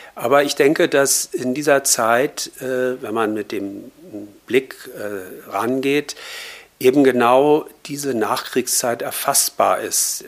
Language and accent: German; Berlin, Germany; ich bin 1960 in Westberlin geboren